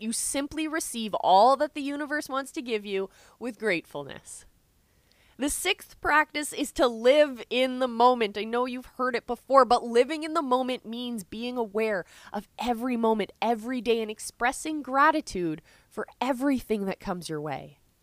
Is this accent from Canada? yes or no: yes; Canada; I'm Canadian